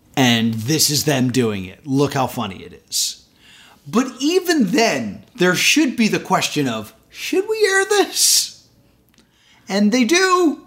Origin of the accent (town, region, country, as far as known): United States